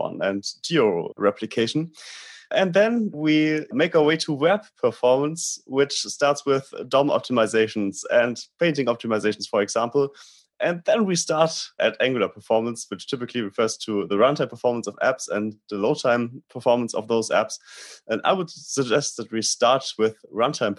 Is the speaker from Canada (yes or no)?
no; Germany; I'm from Germany.